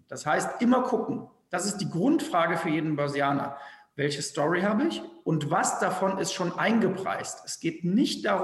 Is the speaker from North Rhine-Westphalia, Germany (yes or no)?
yes; North Rhine-Westphalia, Germany; ich komme aus dem Rheinland, bei, bei uns sagt man, dumm schwätzen zu lassen.